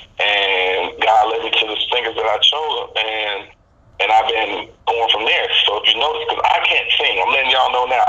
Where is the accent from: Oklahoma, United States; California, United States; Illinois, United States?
Illinois, United States; Chicago; I'm from Chicago